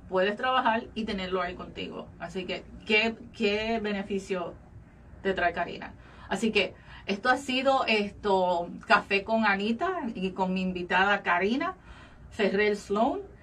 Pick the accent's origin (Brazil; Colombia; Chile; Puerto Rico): Puerto Rico; now in Florida, United States; nuestro país, de nuestro país natal, Puerto Rico